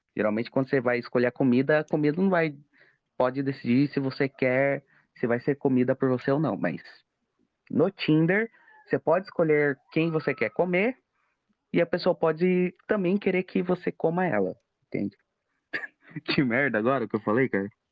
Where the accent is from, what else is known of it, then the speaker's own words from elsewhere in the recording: Brazil; eu sou brasileiro